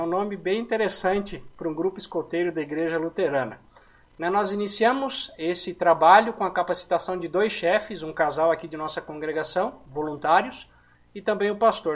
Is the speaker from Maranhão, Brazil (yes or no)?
no; Palotina, Paraná, Brazil; now in Mandaguari, Brazil; sou natural de Palotina, no Paraná